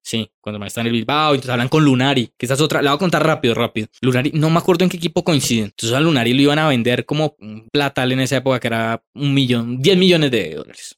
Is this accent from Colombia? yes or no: yes; Colombia; uno recuerda ese partido como colombiano